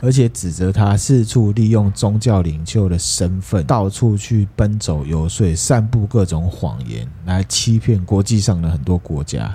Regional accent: Taiwan; 对我们台湾人有用的事情

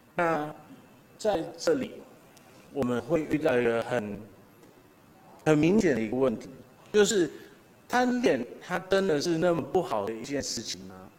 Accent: Taiwan; 我我也好好的赞美了我们台湾人

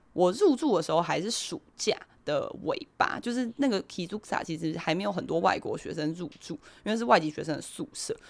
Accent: Taiwan; moved away as an adult; also born or lived in South Korea; 我台湾人啊，我刚搬来第一天

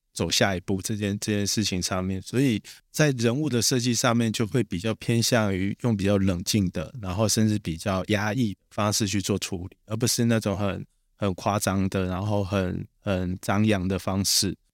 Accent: Taiwan; 我是台湾人啊

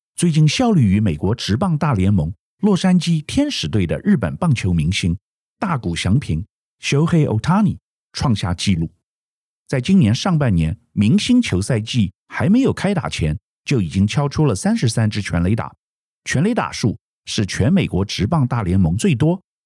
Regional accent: Taiwan; 我们台湾人

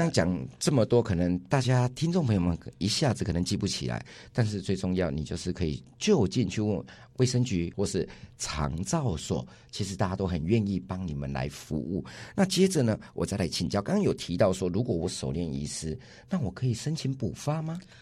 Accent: Yilan County, Taiwan; 我们宜兰这边

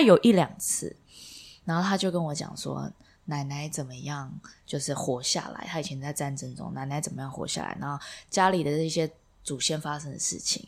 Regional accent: Taiwan; now in New York, United States; 来台湾，这是我的故乡嘛

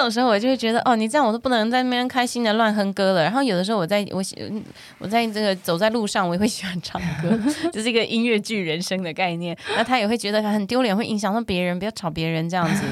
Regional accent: Taiwan; 我在台湾长大的小朋友

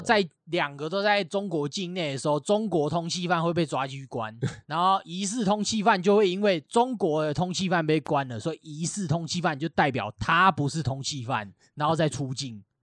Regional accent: Taiwan; 我台湾人

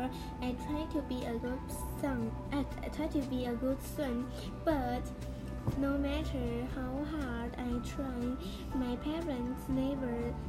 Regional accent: Taiwan; accent: Taiwanese; 我有台湾腔。

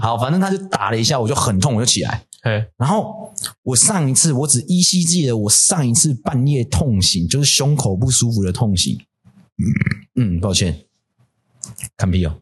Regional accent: Puli, Nantou County, Taiwan; 我是南投人欸，我就住埔里

